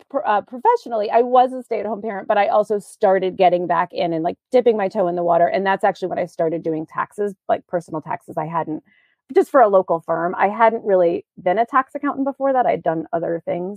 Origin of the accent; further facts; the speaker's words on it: New York, United States; moved away as an adult; also born or lived in Virginia; now in Maine, United States; I grew up in New York and I went to college in Virginia